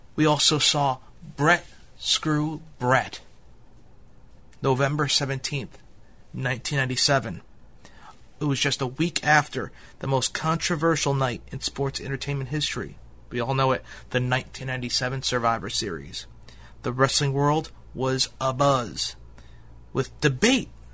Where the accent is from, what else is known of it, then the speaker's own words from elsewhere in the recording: New York City, New York, United States; my hometown, New York City